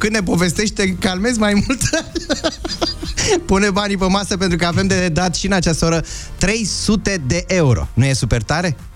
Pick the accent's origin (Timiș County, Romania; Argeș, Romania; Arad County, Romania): Argeș, Romania; Curtea de Argeș; now in France; din Curtea de Argeș, dar prezent în Franța